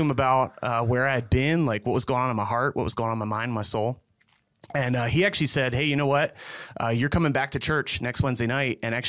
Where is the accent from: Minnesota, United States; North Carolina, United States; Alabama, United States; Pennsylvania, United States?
Pennsylvania, United States; Belleville; So I grew up right outside of Belleville, Pennsylvania. So you either know it or you don't.